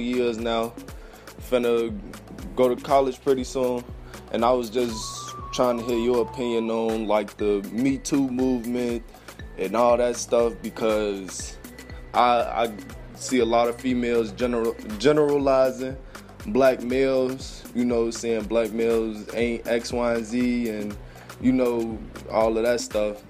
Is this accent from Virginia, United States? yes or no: no; Chicago, Illinois, United States; I'm from Chicago